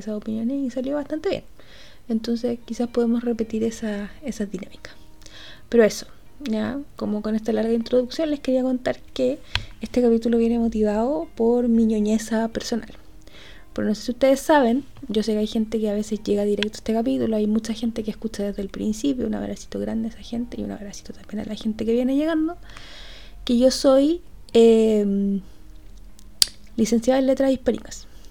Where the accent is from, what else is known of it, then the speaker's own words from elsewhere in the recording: Chile; nosotros como chilenos